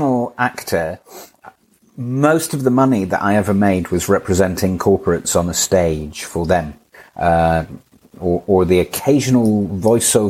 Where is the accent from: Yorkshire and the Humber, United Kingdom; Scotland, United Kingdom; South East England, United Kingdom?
Scotland, United Kingdom; Edinburgh; moved away as an adult; also born or lived in London; now in Hampshire, United Kingdom; I was born in Edinburgh in Scotland. In the year 1990, I came down to London